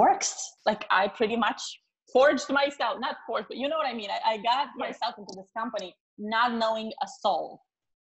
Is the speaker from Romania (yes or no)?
yes; Romania; moved away as an adult; also born or lived in Chicago; now in San Diego, United States; I'm originally from Romania